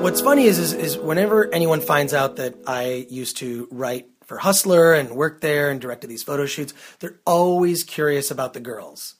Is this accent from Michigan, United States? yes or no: yes; Detroit, Michigan, United States; now in Los Angeles, United States; I always hated Nazi skinheads growing up in Detroit.